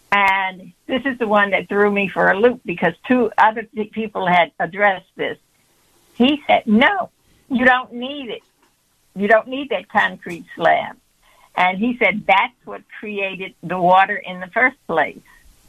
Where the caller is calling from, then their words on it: Matteson, Illinois, United States; I'm calling from Matteson, Illinois.